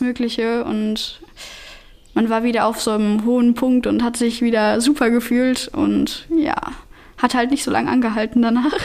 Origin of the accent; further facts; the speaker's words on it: Germany; ich bin Deutsche